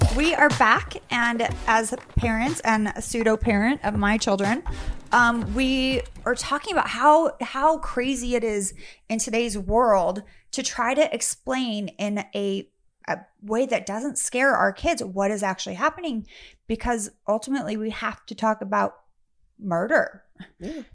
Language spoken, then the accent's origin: English; Sacramento, California, United States; I grew up in Sacramento.